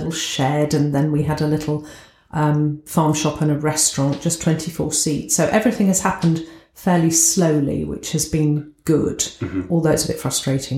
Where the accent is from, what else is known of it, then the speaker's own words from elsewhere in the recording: England, United Kingdom; accent: southern, posh; moved away as an adult; now in Scunthorpe, United Kingdom; I'm brought up down south, as you can tell from my accent.